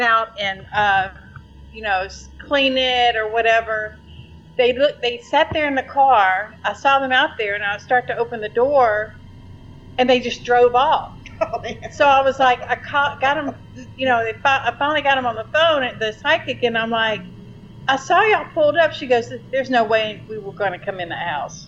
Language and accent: English; Shreveport, Louisiana, United States; I'm from Shreveport, Louisiana.